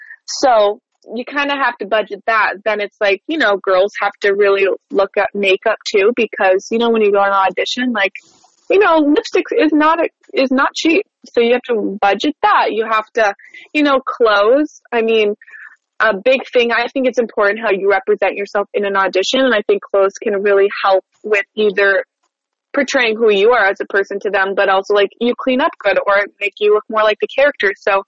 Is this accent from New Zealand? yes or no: no; Winnipeg, Manitoba, Canada; Yeah, Winnipeg, Manitoba.